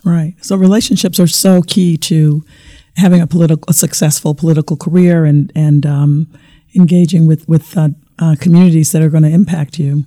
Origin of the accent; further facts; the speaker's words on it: Arkansas, United States; moved away; I was born and raised in Arkansas